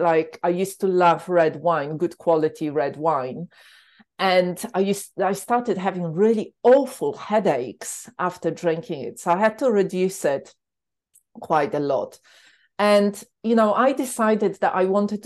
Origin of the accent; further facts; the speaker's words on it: Poland; moved away as an adult; also born or lived in London; In Poland, I grew up with a lot of alcohol